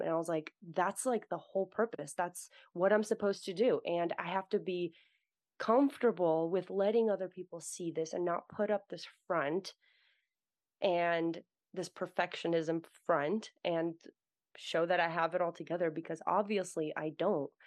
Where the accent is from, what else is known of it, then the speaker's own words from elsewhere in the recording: United States; also born or lived in Russia; I was born in Russia, and I grew up in America, so I'm Russian American